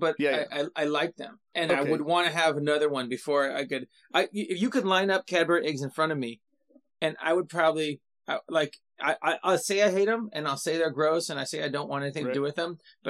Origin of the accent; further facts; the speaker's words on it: California, United States; I'm from California.